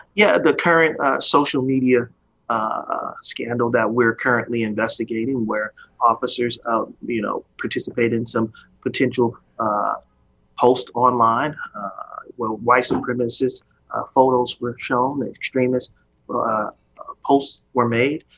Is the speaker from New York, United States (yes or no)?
no; Oakland, California, United States; as a young uh, man growing up in Oakland